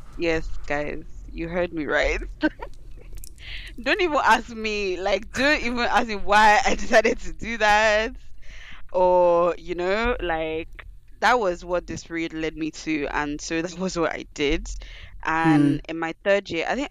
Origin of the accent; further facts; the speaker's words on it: Nigeria; being Nigerian, your parents put so much emphasis